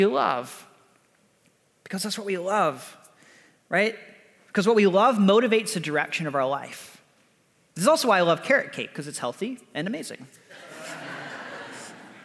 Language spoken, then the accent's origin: English; the South, United States; now in California, United States; I'm from the South. And one thing we do really well in the South is we make sweet tea. When I moved to California